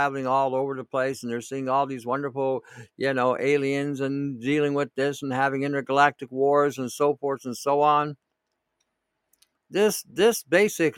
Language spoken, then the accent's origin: English; Canada; as a Canadian